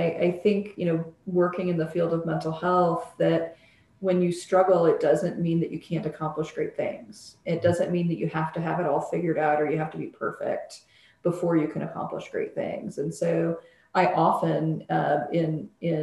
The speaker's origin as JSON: {"language": "English", "region": "Illinois", "country": "United States", "tie": "born or raised there", "said": "I was born and lived in Illinois a lot of my life"}